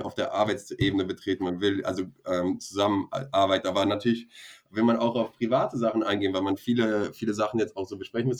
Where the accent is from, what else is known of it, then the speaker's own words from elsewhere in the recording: Bremen, Germany; moved away as an adult; also born or lived in Costa Rica / Mexico; meine Jugend oder meine Kindheit hier in Bremen, ähm, ja, Bremen, Deutschland ähm, gemacht habe, Abitur und alles